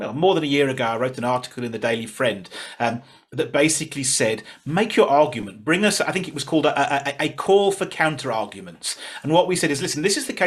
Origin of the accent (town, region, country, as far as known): England, United Kingdom; now in South Africa